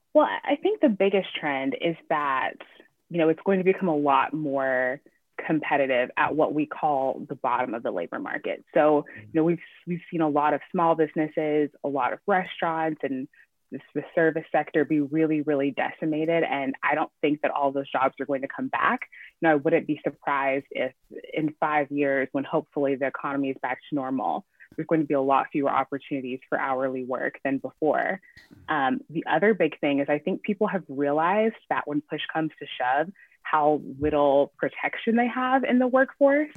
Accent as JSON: {"language": "English", "town": "Chattanooga", "region": "Tennessee", "country": "United States", "tie": "born or raised there", "also_born_or_lived": "New York", "moved": "as an adult", "said": "I grew up in Tennessee and I you know got into journalism in college"}